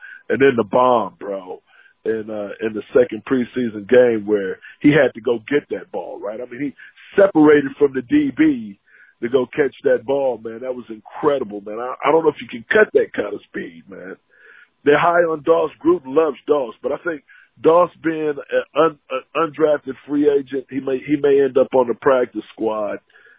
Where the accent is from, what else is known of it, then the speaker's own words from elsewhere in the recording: Carson, California, United States; now in Fort Lauderdale, United States; I'm from Los Angeles, California, born and raised from a city called Carson, man, the 213. Joined the Navy, traveled the world, man. Now I'm in the 954 here in Fort Lauderdale